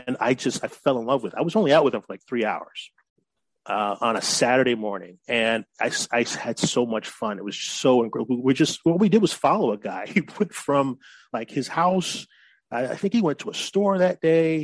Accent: Oak Park, Illinois, United States; moved away as an adult; also born or lived in Chicago, Illinois / California; now in San Diego, United States; I grew up in Oak Park

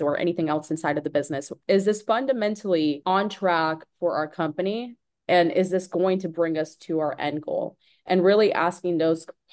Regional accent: Tampa, Florida, United States; I'm from Tampa Bay originally

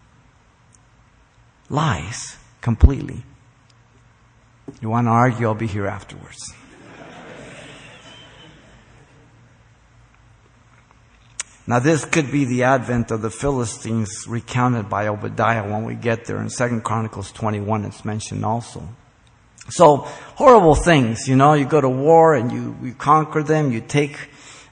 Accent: Mexico City, Mexico; now in United States; I'm, by the way, a Mexican citizen. I was born in Mexico City. I came here in 1957.

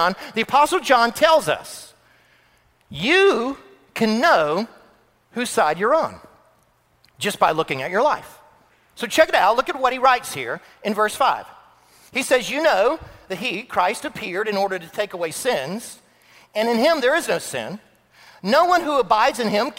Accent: Florida, United States; moved away; I grew up in Florida

